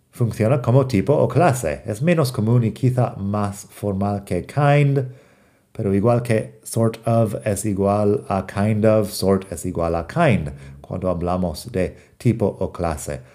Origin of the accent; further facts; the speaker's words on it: United States; como americano no pronuncio fuerte la T